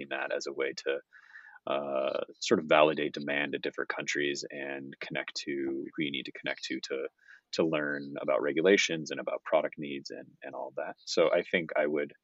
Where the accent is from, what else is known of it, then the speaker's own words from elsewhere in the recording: United States; moved away; I'm an American, I'm working for a Japanese company